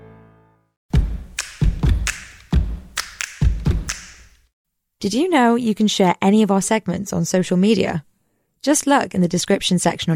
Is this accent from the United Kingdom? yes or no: yes; Liverpool, North West England, United Kingdom; I used to live relatively close to Wales, so I'm from Liverpool.